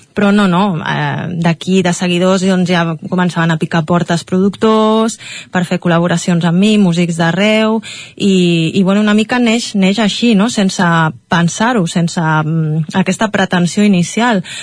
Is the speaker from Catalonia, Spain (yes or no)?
yes; Catalonia, Spain; com a catalana i com a culer que soc